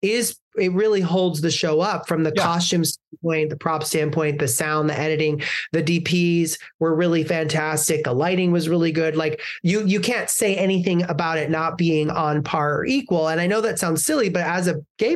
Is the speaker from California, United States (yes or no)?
no; Ottawa, Illinois, United States; where I grew up in Ottawa, Illinois